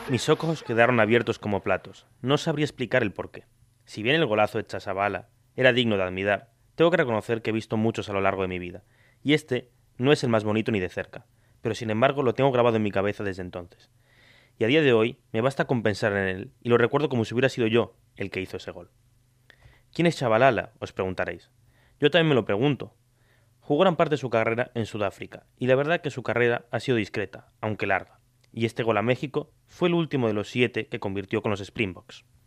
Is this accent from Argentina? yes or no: yes; Argentina; moved away; also born or lived in Spain; los comerciales argentinos para los mundiales, que eran muy populares en mi país